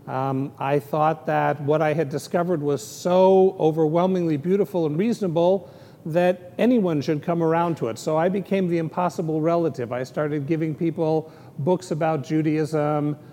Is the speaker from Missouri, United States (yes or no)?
no; San Francisco, California, United States; moved away; I grew up an atheist, and I grew up in San Francisco